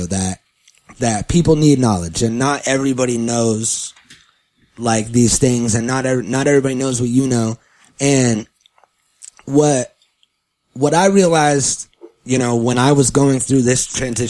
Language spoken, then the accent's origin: English; California, United States; I was born in California, in the United States of America, in California